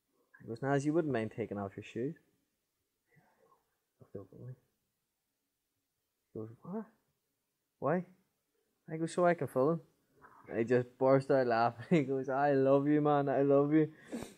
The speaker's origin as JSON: {"language": "English", "region": "Northern Ireland", "country": "United Kingdom", "said": "I'm from Northern Ireland. Well, the north of Ireland"}